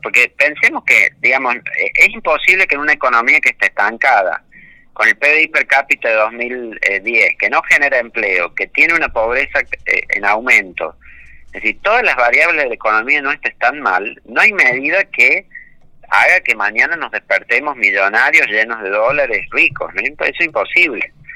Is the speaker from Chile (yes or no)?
no; Argentina